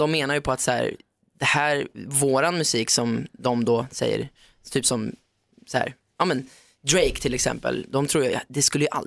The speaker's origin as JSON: {"language": "Swedish", "country": "Sweden", "said": "jag är från Sverige, tävlar för Sverige."}